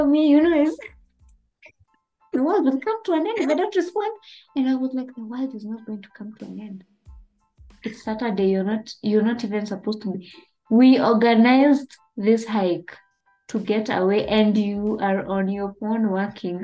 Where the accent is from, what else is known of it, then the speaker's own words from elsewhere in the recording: Kenya; as a Kenyan